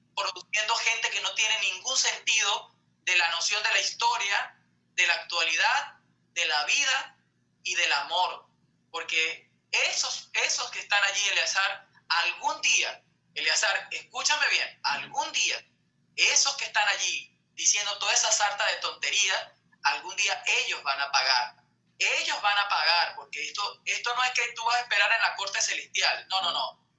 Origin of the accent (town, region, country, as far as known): Venezuela; moved away as an adult; now in Peru